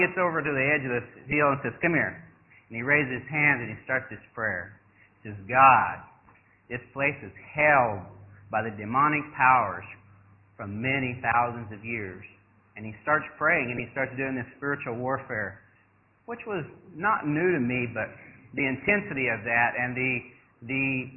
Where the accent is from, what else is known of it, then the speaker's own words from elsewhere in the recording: United States; moved away as an adult; also born or lived in Thailand; I'm an American boy. I mean, like I said, I grew up loving hamburgers and this